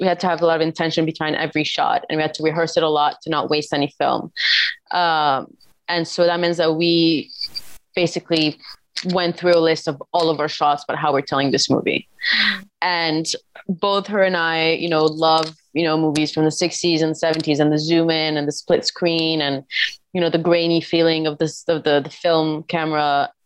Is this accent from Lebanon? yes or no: yes; Lebanon; now in New York, United States; I'm from Lebanon